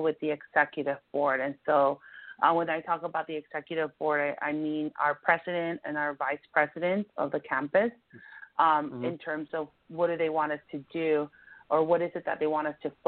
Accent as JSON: {"language": "English", "town": "Compton", "region": "California", "country": "United States", "tie": "born or raised there", "also_born_or_lived": "Mexico / Norwalk / San Diego", "said": "I came to this country when I was about 6 years old from Mexico with my parents, and I grew up in Compton."}